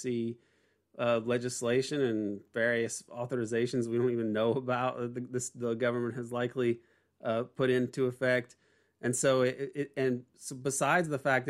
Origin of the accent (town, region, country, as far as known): Indiana, United States; born or raised there